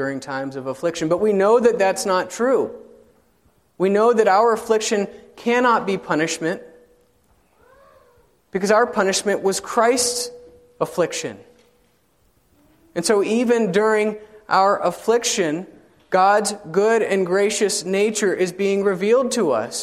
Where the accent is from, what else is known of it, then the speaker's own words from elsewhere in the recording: South Carolina, United States; now in Indianapolis, United States; I grew up in South Carolina